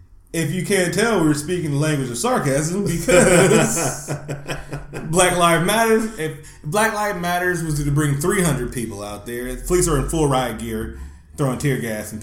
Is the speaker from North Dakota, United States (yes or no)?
no; Oakland, California, United States; I was so glad I was from East Oakland, California, and not from L.A. in the early 1980s.